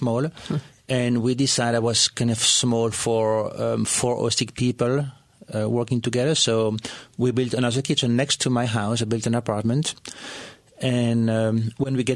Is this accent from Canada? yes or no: no; Brussels, Brussels-Capital Region, Belgium; moved away as an adult; now in United States; I was born in Brussels, Belgium, and came to the country when I was 25 years old